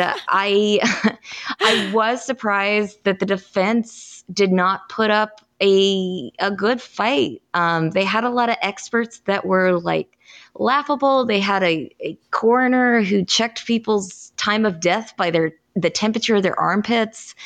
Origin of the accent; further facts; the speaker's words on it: Kansas, United States; moved away as an adult; also born or lived in Missouri / Illinois; now in South Carolina, United States; I'm from Kansas. I worked in Missouri and Illinois before moving to South Carolina